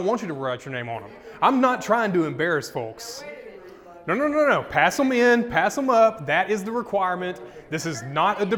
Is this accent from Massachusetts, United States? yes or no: no; Arkansas, United States; we're from Arkansas